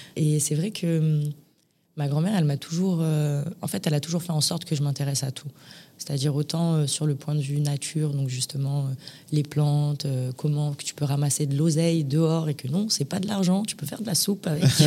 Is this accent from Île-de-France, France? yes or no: yes; Paris, Île-de-France, France; moved away as an adult; also born or lived in Lyon; now in Marbella, Spain; je suis née à l'hôpital Saint-Antoine à Paris un vendredi 29 octobre euh, en 1993